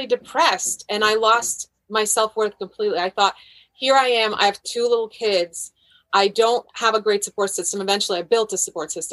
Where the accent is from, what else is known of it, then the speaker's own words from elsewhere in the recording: Croatia; now in United States; My whole family, I'm from Croatia. My whole family was in Croatia